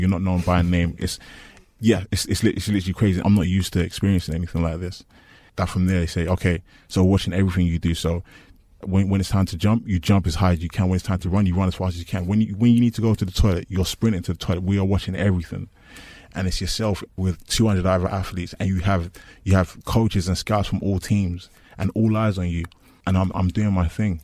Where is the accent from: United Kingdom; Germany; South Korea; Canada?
United Kingdom; London; I'm from East London.